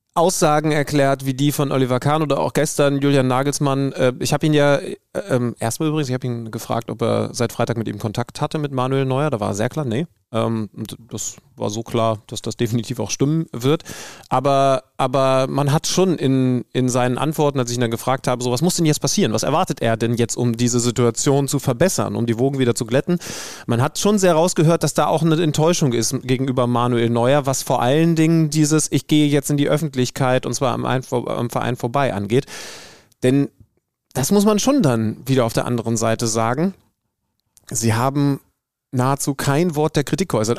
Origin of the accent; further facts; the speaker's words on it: near Wolfsburg, Lower Saxony, Germany; ich bin hier in der Nähe aufgewachsen